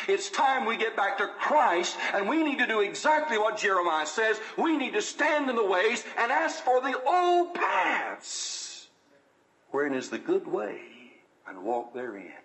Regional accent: the South, United States; accent: southern drawl; I was born in the South, I'm living in the South, and bless God, I plan on keeping my Southern drawl.

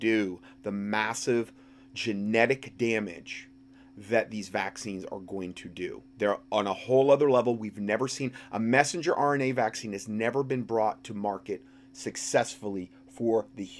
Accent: Hickory, North Carolina, United States; my hometown in Hickory, North Carolina

